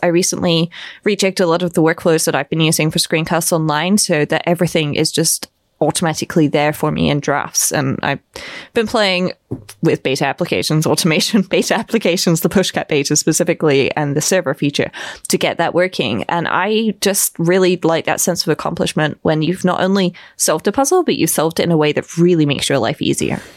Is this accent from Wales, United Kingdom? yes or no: no; Bristol, South West England, United Kingdom; moved away as an adult; now in Vienna, Austria; I was born in Bristol